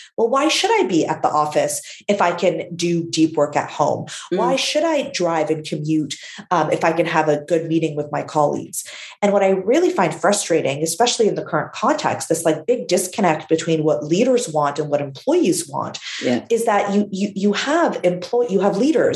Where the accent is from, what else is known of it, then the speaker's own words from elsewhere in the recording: Canada; My parents immigrated from Syria to Canada.